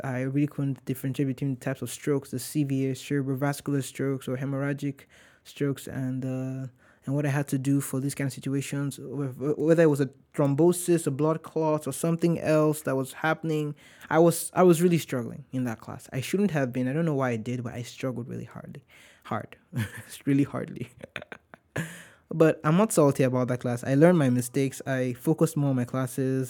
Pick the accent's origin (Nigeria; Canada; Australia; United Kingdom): Nigeria; Warri, Delta; now in United States; I'm not from Lagos. I'm from Warri.